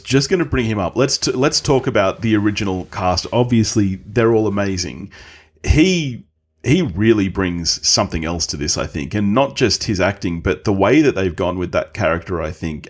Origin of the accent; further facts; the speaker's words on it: Australia; as an Aussie